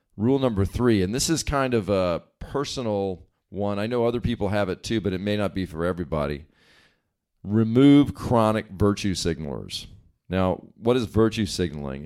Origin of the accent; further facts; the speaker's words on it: East Coast, United States; now in West Coast, United States; I grew up on the East Coast and now live on the West Coast